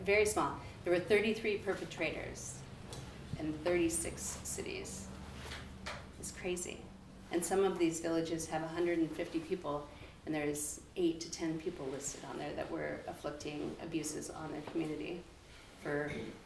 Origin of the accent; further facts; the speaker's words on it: Nome, Alaska, United States; I grew up in Nome